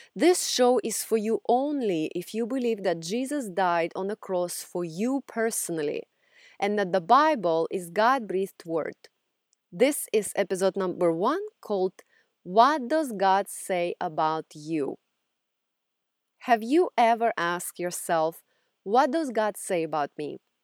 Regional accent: Russia; English is a second language; now in United States; if you haven't figured out from my accent yet, I grew up in Russia

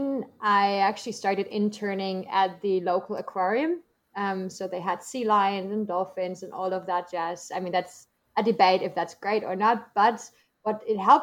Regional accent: Germany; English is a second language; moved away as an adult; also born or lived in United States

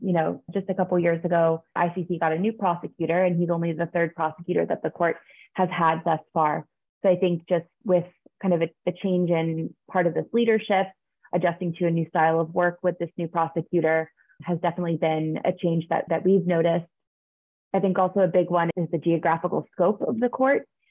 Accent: New York, United States; I am from New York. I grew up just outside of New York City

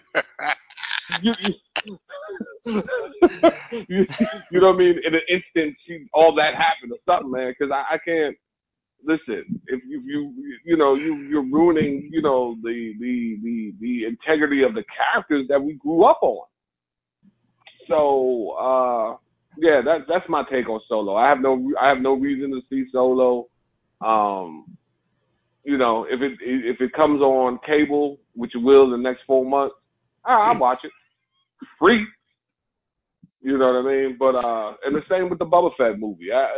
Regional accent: New York, United States; I'm from New York

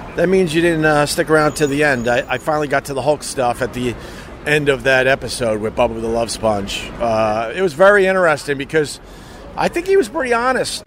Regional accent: Long Island, New York, United States; Being a local, growing up on Long Island, and coming into New York City

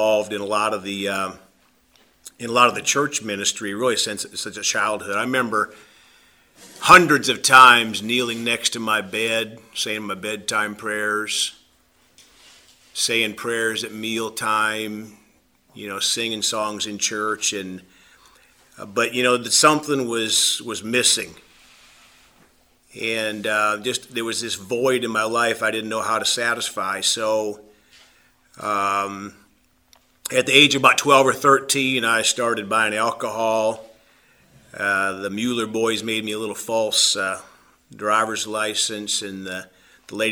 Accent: South Dakota, United States; moved away as an adult; also born or lived in Texas / Ohio / Louisiana; now in Evansville, United States; I was born in South Dakota, and I had a good, loving family.

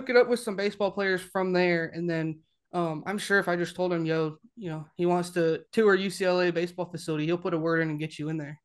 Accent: Ventura, California, United States; now in Alabama, United States; I'm from Ventura

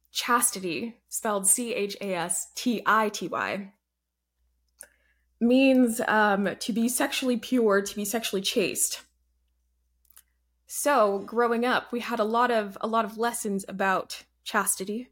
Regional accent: Atlanta, Georgia, United States; also born or lived in Alabama / Canada / Germany / Colorado; I'm from Georgia, suburbs of Atlanta.

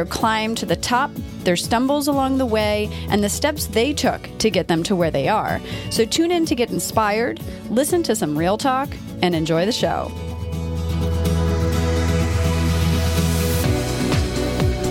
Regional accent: Delaware, United States; moved away; also born or lived in New York; I grew up in Delaware

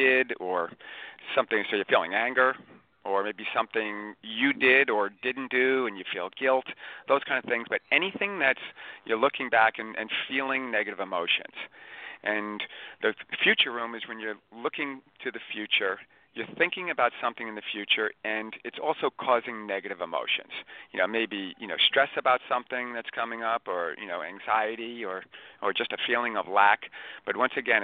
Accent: Long Island, New York, United States; Born and raised on Long Island

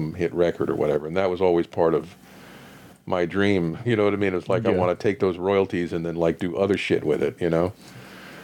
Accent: Wilton, Connecticut, United States; in Wilton, Connecticut.

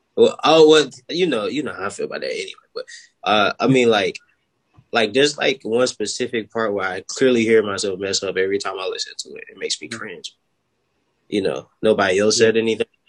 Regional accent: Florence, South Carolina, United States; I'm from Florence, South Carolina.

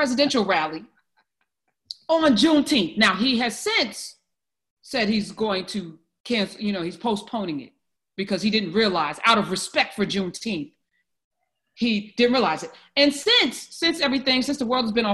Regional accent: New Jersey, United States; I'm from New Jersey, as everyone knows. I love being from Jersey

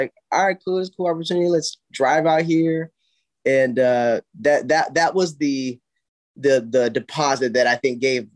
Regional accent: South Carolina, United States; now in Los Angeles, United States; I'm this kid from South Carolina

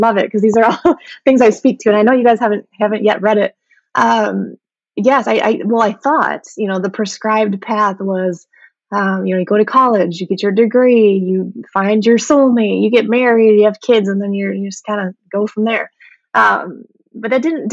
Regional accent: Midwest, United States; I grew up in the Midwest

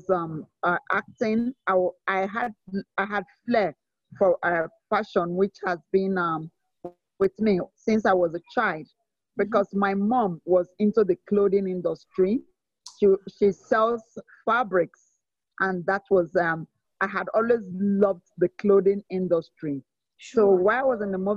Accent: Benin City, Edo, Nigeria; also born or lived in Port Harcourt, Rivers State, Nigeria; I'm from Edo State, Nigeria, and I'm born into a family of eight. I am the second child of that family. I had my early education in Benin City.

